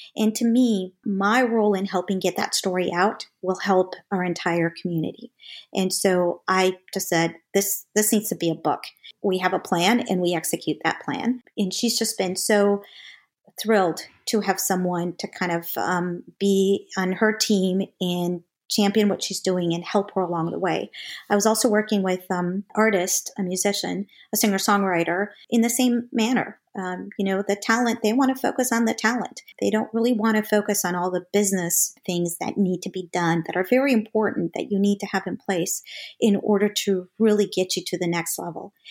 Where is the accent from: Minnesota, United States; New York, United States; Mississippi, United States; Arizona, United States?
Minnesota, United States; St. James; moved away as an adult; also born or lived in Mexico; now in Atlanta, United States; we moved into a small town, um, about four thousand people in, uh, Minnesota, Saint James, Minnesota